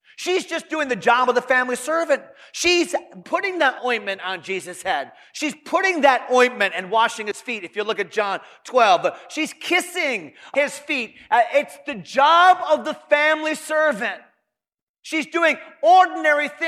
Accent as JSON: {"language": "English", "region": "Connecticut", "country": "United States", "tie": "born or raised there", "said": "I grew up in Connecticut, and where I grew up in my home, when you walk in the home, you don't take off your shoes"}